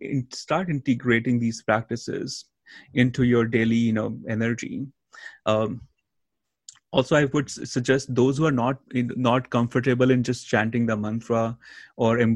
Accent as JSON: {"language": "English", "country": "India", "tie": "born or raised there", "moved": "yes", "said": "I grew up in India"}